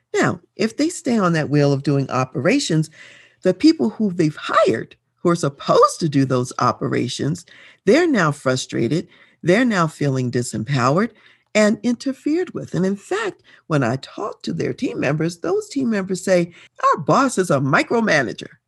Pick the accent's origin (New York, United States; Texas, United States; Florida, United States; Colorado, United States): Colorado, United States; though I'm from Colorado, I'm here in Colorado